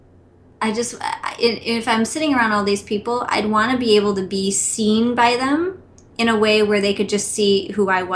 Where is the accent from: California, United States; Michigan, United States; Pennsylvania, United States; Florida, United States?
Michigan, United States; outside of Detroit; I was born outside of Detroit